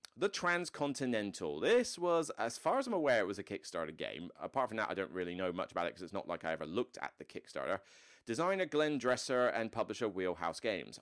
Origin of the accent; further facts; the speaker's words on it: West Country, South West England, United Kingdom; moved away; in the like West Country area where I'm from.